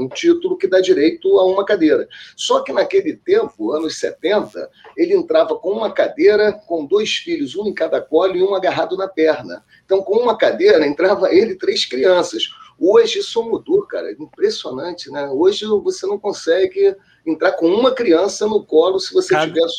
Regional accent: Rio de Janeiro, Brazil; eu sou aqui do Rio, do bairro da Tijuca. E a Tijuca é um bairro próximo ao Maracanã, é divisa, né? Então, da minha casa para o estágio, para o Maracanã, dava para ir até a pé

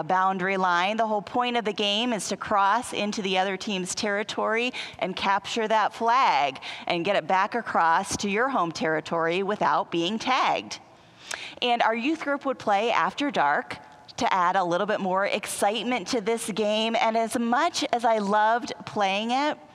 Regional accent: Western Pennsylvania, United States; I grew up in Western Pennsylvania

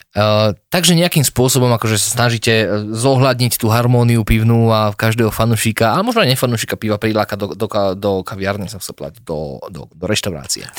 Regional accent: Slovakia; my sme Slováci

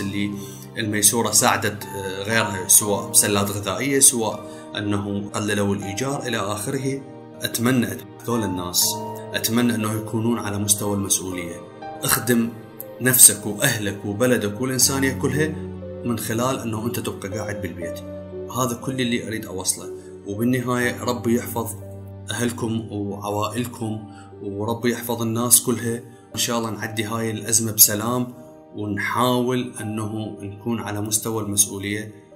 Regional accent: Iraq; accent: Iraqi; بلهجتنا العراقيه

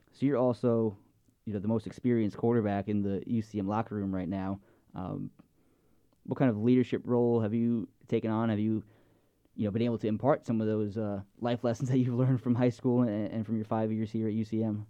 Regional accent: Long Island, New York, United States; moved away; I grew up on Long Island

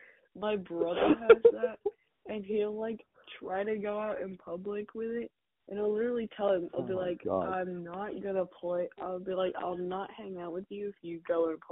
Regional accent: United States

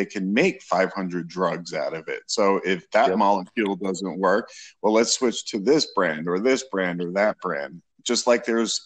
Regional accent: New York, United States; now in Florida, United States; I originally was born and raised in New York and moved to Florida

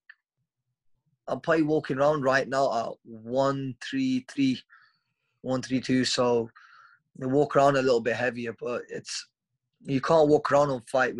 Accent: Stoke-on-Trent, West Midlands, United Kingdom; my hometown of Stoke-on-Trent

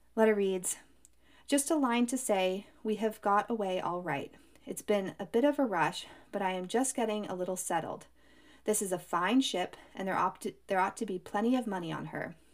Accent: United States; I come from Lake Tahoe, which has really deep cold water as well

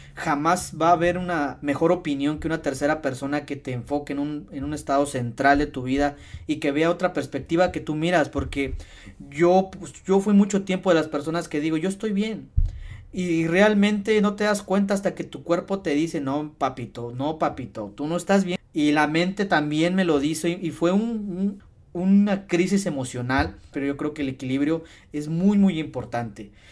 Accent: Tasquillo, Hidalgo, Mexico; somos originarios de Tasquillo y los dos somos de Remedios

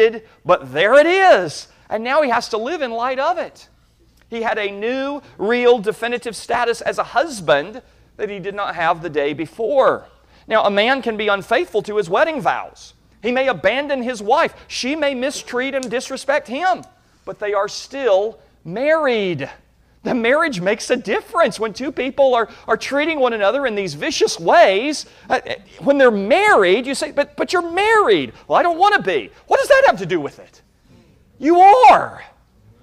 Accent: United States; as American Christians

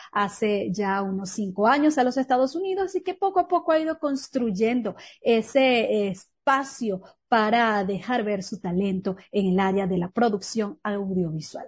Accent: Trujillo, Venezuela; nuestro estado

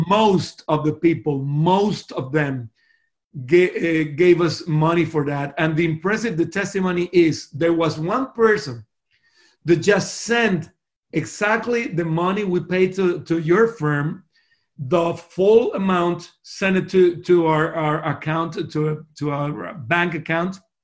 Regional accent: Costa Rica; first language Spanish; English is a second language; moved away as an adult; also born or lived in Miami; now in Sydney, Australia; I was born in a little country there in Central America called Costa Rica. Uh, that's the reason my first language is Spanish.

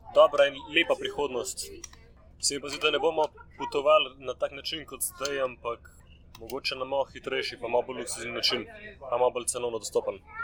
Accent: Slovenia; smo turisti iz Slovenije

